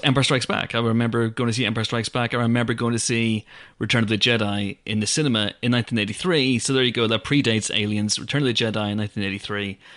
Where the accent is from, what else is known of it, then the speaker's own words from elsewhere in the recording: Banbridge, Northern Ireland, United Kingdom; my hometown of Banbridge in Northern Ireland